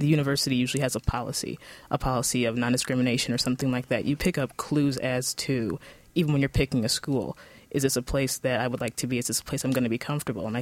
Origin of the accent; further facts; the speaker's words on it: Ann Arbor, Michigan, United States; I am from Ann Arbor. I grew up actually right on the edge of Ann Arbor and Ipsy